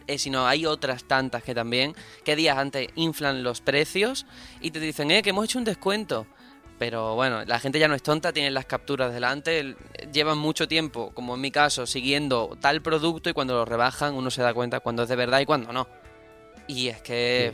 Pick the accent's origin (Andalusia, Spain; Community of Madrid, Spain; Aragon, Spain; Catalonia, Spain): Andalusia, Spain; yo soy andaluz